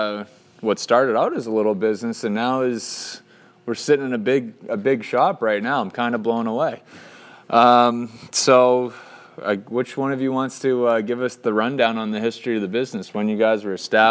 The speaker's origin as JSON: {"language": "English", "town": "Reading", "region": "Massachusetts", "country": "United States", "tie": "born or raised there", "said": "my hometown, Reading, Massachusetts"}